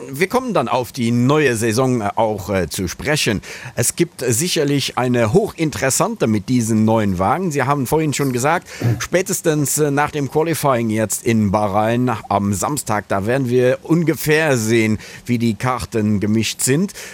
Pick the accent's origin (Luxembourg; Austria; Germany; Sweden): Luxembourg; Wir als Luxemburger sind natürlich sehr stolz